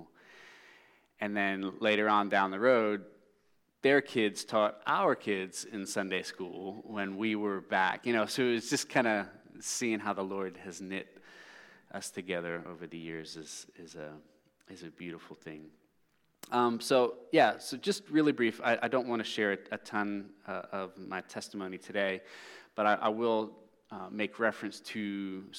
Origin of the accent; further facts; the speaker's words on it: Philadelphia, Pennsylvania, United States; also born or lived in South Carolina; We're back up in the Philadelphia area now, which is where I grew up